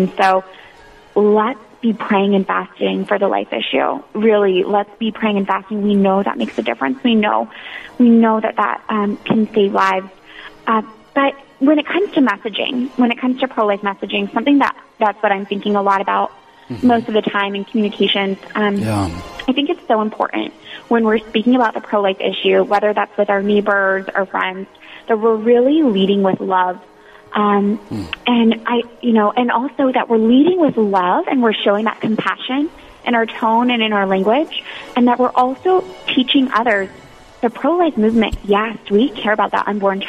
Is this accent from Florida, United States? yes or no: yes; Florida, United States; moved away as an adult; now in Washington, D.C., United States; I grew up in Florida